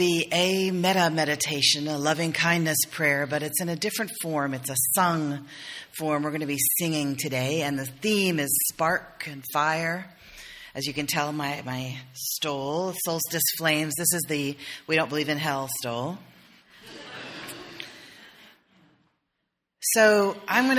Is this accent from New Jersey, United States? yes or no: no; South Carolina, United States; I'm from South Carolina.